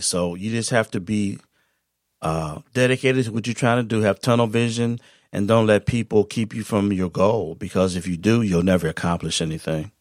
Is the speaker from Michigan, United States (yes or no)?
yes; Saginaw, Michigan, United States; I'm from Saginaw.